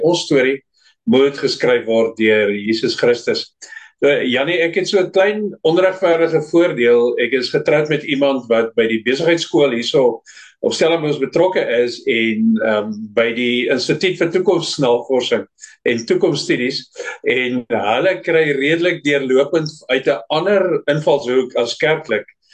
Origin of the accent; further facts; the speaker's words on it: Namibia; moved away as an adult; also born or lived in Pretoria / Mossel Bay; now in Cape Town, South Africa; Ek is in Namibië gebore en daar groot geword, skool gegaan, ou diensplig gedoen.